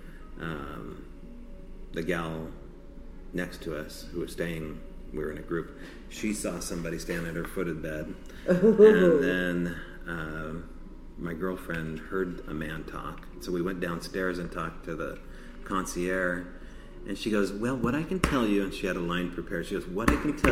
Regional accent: Newport, Oregon, United States; I was born in Newport

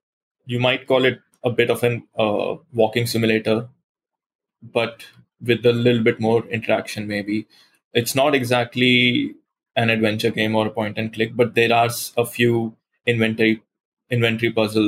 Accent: Goa, India; it's inspired by my hometown, which is Goa in India, which is a coastal state, and it's very warm and beaches and palm trees and a very cozy atmosphere that way.

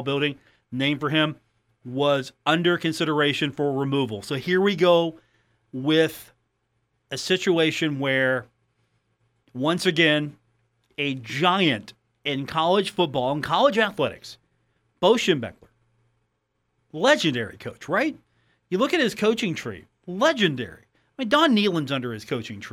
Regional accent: West Virginia, United States; moved away; I'm from West Virginia

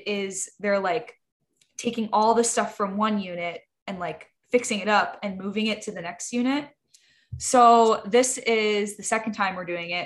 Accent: Midwest, United States; we're both from the Midwest

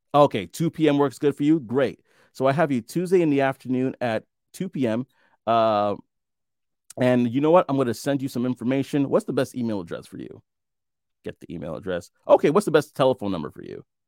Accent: New York City, New York, United States; moved away as an adult; I'm from Brooklyn as well. Born and raised most of my life before I moved out, out of the country.

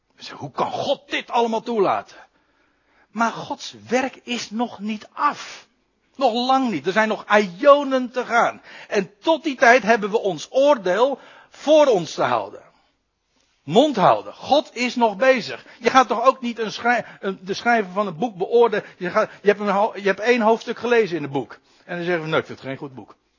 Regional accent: Netherlands; als Nederlanders

